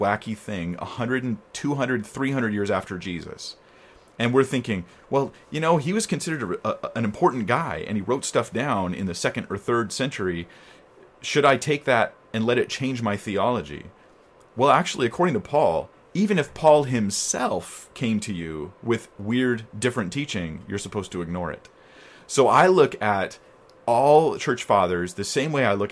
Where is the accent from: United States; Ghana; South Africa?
United States; I'm American